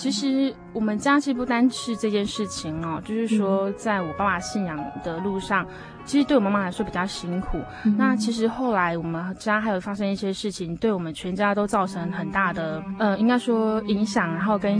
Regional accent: Hualien, Hualien County, Taiwan; 其实我是来自于花莲，我是花莲人。

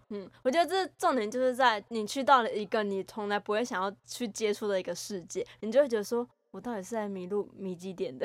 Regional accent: Penghu County, Taiwan; moved away as an adult; also born or lived in Kaohsiung; now in Taipei, Taiwan; 我不是台北人，我只是刚好现在在台北读书，可是之前我是澎湖人，然后大学又读高雄

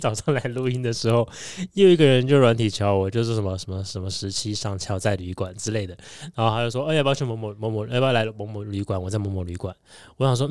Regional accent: Tainan, Taiwan; now in Taichung, Taiwan; 我是台南人

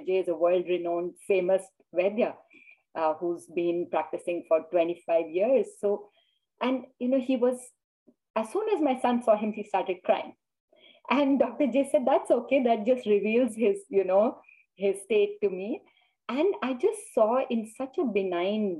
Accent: India; now in United States; I grew up in India and then I moved to the US

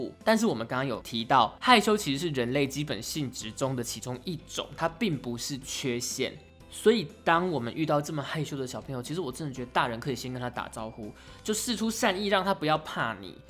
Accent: Pingtung County, Taiwan; 因为我是屏东人，所以其实我那个时候念大学的时候，我参加一个叫做屏东校友会的社团，里面全部都是屏东人。因为我是念台北的大学，所以我们这群屏东人呢，就一定是租房子住在学校附近。

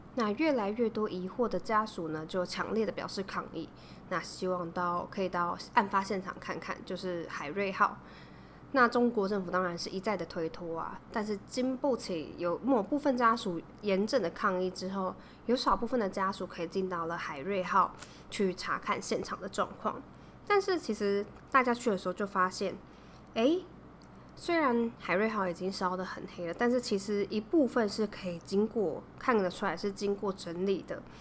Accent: Taiwan; 我们中国史念的甚至比我们自己台湾史念的还要篇幅多很多

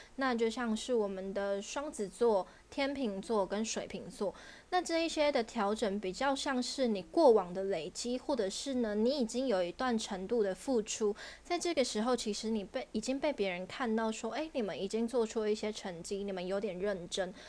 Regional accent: Taiwan; 我们台湾人

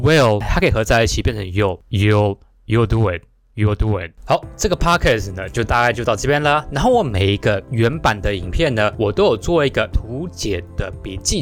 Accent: Taiwan; 就是有点像是我们台湾人常说的那个语助词啊

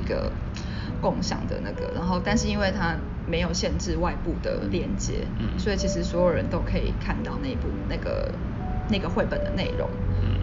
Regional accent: Taiwan; 我们台湾人

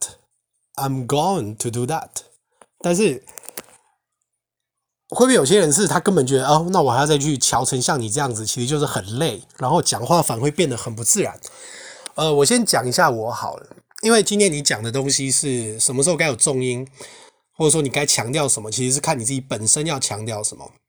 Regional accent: northern Taiwan, Taiwan; accent: northern accent; 就像我今天讲的中文，那也只是我自己的腔调啊，它它就是属于北部的腔调啊

